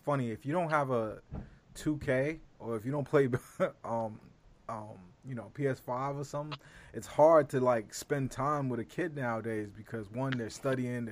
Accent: New York City, New York, United States; also born or lived in California; I'm from Brooklyn.

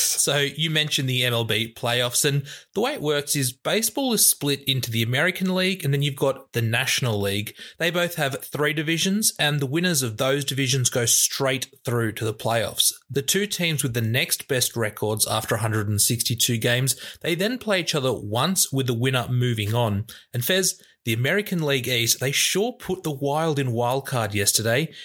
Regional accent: New South Wales, Australia; I'm from New South Wales

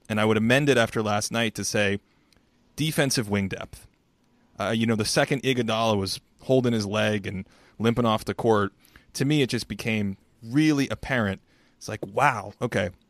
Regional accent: New England, United States; So I grew up in New England, and I grew up fifteen, you know, twenty minutes from Fenway Park

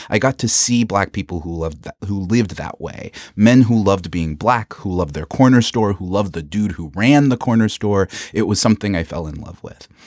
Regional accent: the South, United States; I'm from the South and I went to Hampton.

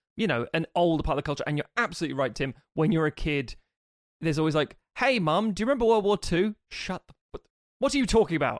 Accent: United Kingdom; being British

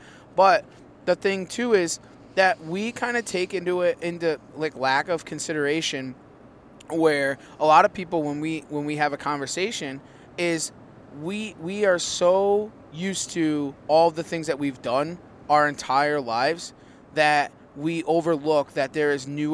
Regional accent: Connecticut, United States; we're from Connecticut

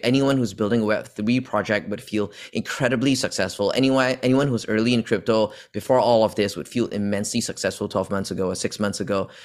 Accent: Malaysia; moved away as an adult; also born or lived in Australia / United States; I was born in Malaysia. And I've spent entire, my entire upbringing over here up until only college

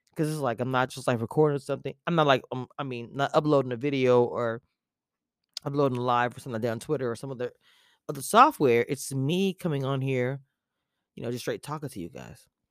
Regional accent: Louisiana, United States; now in Texas, United States; I'm from Louisiana

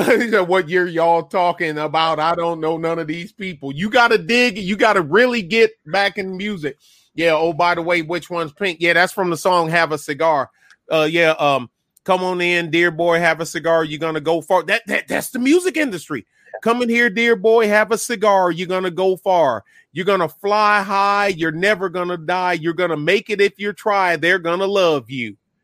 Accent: Detroit, Michigan, United States; also born or lived in Belgium / Korea / Germany / North Carolina; now in Texas, United States; I grew up on it. I say growing up in Detroit is a blessing and a curse

